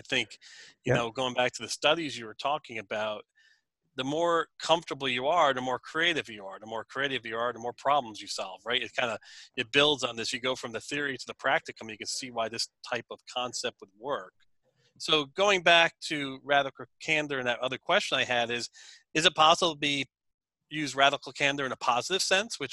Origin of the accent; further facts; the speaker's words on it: United States; I'm an American